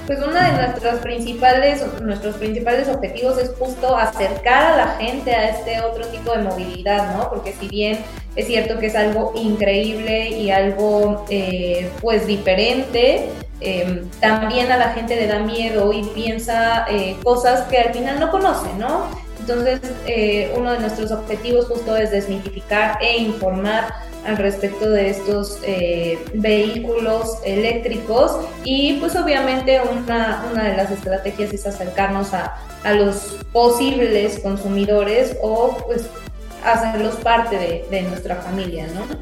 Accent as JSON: {"language": "Spanish", "country": "Mexico", "said": "somos personas mexicanas"}